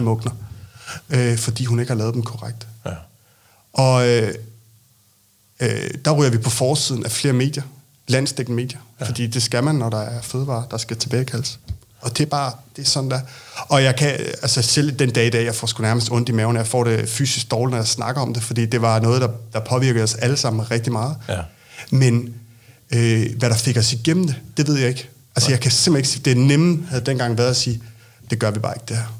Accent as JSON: {"language": "Danish", "area": "Lolland", "region": "Zealand", "country": "Denmark", "tie": "born or raised there", "also_born_or_lived": "Copenhagen", "moved": "yes", "said": "jeg er født på Lolland, men øh, har boet mange år i København"}